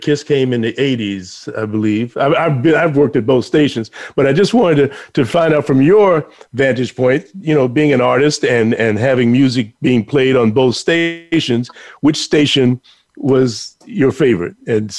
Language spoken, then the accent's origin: English; Chicago, Illinois, United States; moved away; also born or lived in New York; I grew up in Chicago listening to radio in Chicago before I even came to New York.